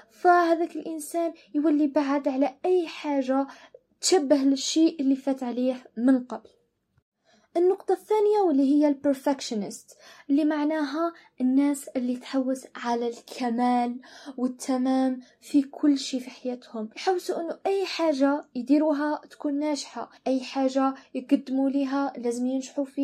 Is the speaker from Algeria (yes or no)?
yes; Algeria; لأنه دائما إحنا كأشخاص وبالتحديد كجزائريين